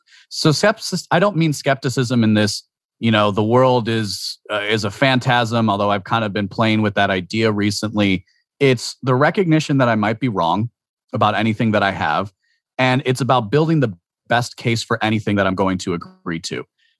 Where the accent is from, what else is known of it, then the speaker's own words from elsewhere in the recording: Washington, District of Columbia, United States; born there; also born or lived in Maryland / New Jersey / Wisconsin; I moved around a lot growing up. So I was born in Washington, D.C. I know, ooh, scary. I was born in Washington, D.C. I lived in Maryland, New Jersey, Maryland, Wisconsin before I was 7 years old.